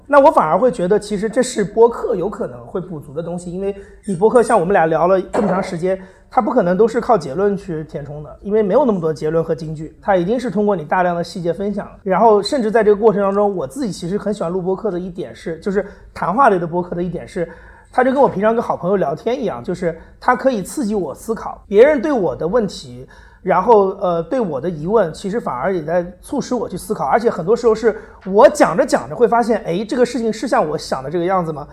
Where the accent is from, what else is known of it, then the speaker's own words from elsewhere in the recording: China; first language Chinese; moved away as an adult; now in London, United Kingdom; 我的中国人身份